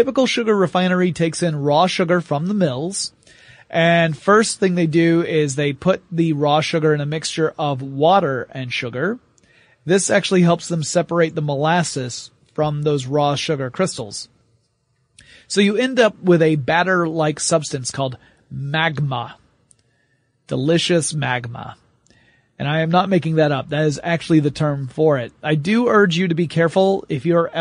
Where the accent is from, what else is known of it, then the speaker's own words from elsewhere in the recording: the South, United States; I'm from the South